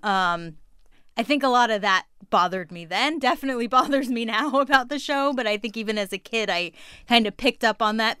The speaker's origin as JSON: {"language": "English", "area": "Orange County", "region": "California", "country": "United States", "tie": "born or raised there", "moved": "as an adult", "lives_now": "Washington, D.C., United States", "said": "I was born and raised in Orange County, California, and now live in Washington, D.C"}